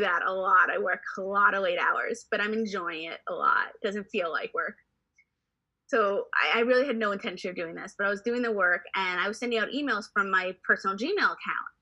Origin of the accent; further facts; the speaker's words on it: New York City, New York, United States; growing up in New York City, going to the theater every weekend.